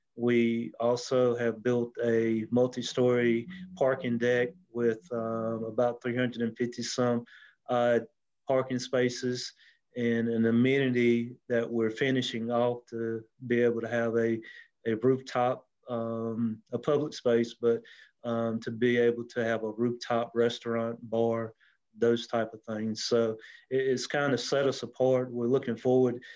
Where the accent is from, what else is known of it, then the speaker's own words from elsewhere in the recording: Anderson, South Carolina, United States; born and raised in Anderson